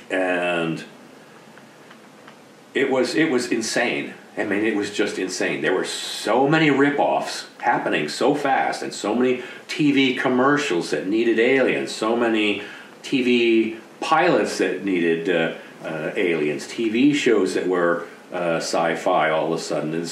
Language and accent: English; East Coast, United States; Uh, and I came from the East Coast uh, at the time, and so the whole West Coast experience for me was brand new.